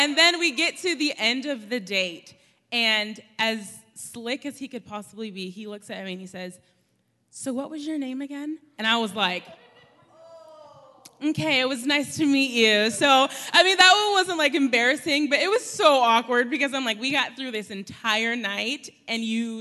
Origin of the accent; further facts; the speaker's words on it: San Antonio, Texas, United States; moved away; I am from San Antonio, Texas, way far, far away from here